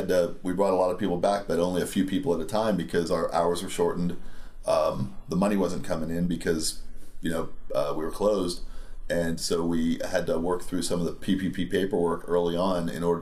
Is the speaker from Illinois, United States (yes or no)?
no; Pennsylvania, United States; I moved out here from Pennsylvania. I went to Penn State.